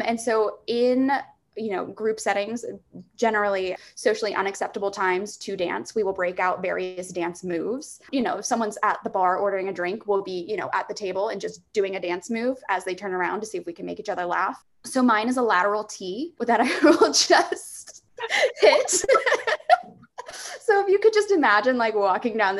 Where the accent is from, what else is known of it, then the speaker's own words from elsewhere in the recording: Virginia, United States; a brewery in my hometown of Virginia called Stablecraft